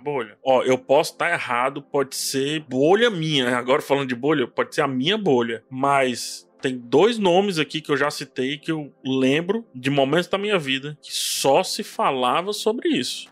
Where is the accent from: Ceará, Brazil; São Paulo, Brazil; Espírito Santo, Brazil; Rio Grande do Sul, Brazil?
Ceará, Brazil; eu sou do Ceará, eu falo Vix